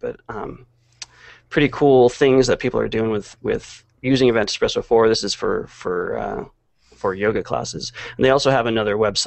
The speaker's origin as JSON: {"language": "English", "area": "San Francisco Bay Area", "region": "California", "country": "United States", "moved": "yes", "said": "I'm from the Bay Area"}